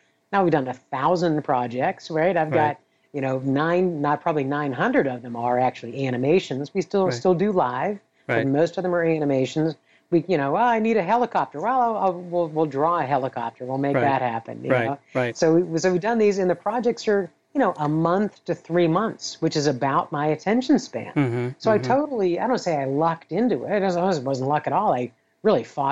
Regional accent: Pittsburgh, Pennsylvania, United States; a kid growing up in Pittsburgh, Pennsylvania

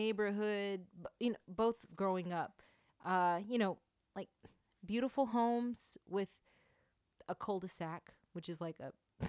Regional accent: Norcross, Georgia, United States; also born or lived in Suwanee, Georgia; So I am originally from Norcross, Georgia. And that is a suburb in Atlanta, Georgia.

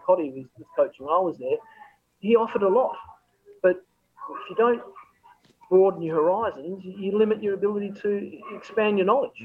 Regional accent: Australia; I'm from Australia

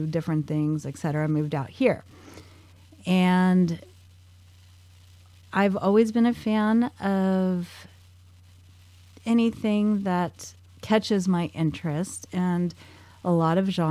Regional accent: Sacramento, California, United States; my hometown, Sacramento

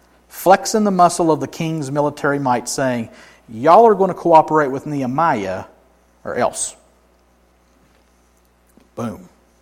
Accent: Helen, Georgia, United States; I grew up in Helen, right?

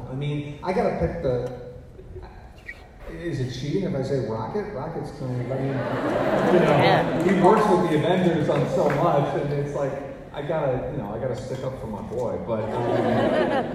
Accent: Missouri, United States; I grew up in Missouri

